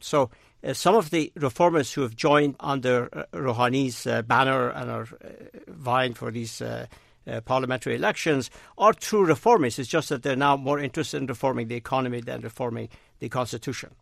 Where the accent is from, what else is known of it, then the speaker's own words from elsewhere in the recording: Razavi Khorasan, Iran; now in United States; I'm originally from Iran, but I actually was, uh, born and raised in Khorasan in the east, not in Isfahan.